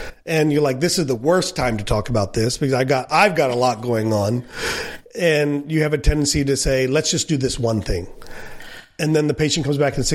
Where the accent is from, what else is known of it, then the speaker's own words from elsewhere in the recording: India; as an Indian